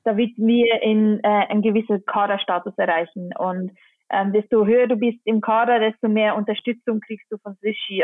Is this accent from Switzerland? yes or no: yes; Engelberg, Obwalden, Switzerland; in Engelberg, in meinem Heimatort